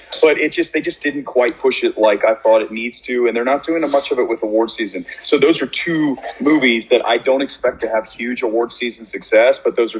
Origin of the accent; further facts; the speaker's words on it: Columbus, Ohio, United States; I grew up in Columbus, Ohio, right? So I'm like, you know, just the Midwestern up and, you know, Gen X.